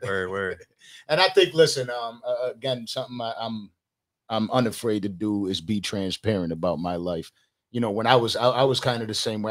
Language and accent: English; Buffalo, New York, United States; I'm from Western New York and Buffalo